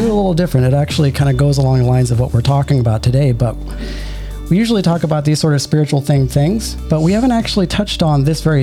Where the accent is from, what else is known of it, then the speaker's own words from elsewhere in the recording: Florida, United States; I'm from Florida